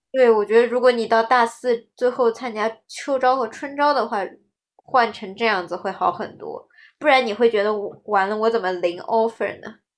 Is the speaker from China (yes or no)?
yes; Shanghai, China; 我们是上海的